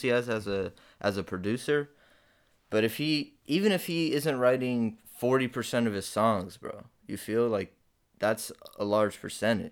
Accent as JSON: {"language": "English", "town": "Detroit", "region": "Michigan", "country": "United States", "moved": "yes", "lives_now": "Texas, United States", "said": "I'm from Detroit"}